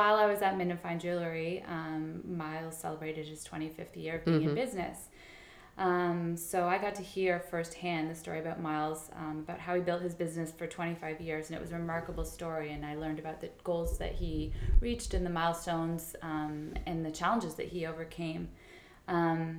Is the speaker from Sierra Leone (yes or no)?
no; Toronto, Ontario, Canada; also born or lived in Halifax, Nova Scotia / New York; I was born and raised in Toronto